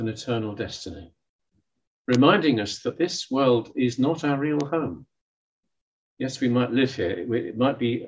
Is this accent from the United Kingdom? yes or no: yes; United Kingdom; we're British